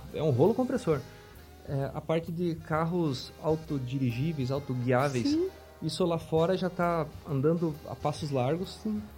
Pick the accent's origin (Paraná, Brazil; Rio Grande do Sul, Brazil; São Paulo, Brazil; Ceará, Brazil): Paraná, Brazil; Francisco Beltrão; moved away; Eu sou natural de Francisco Beltrão, do Paraná